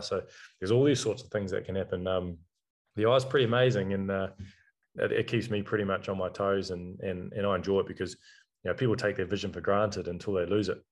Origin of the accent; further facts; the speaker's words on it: New Zealand; being a New Zealander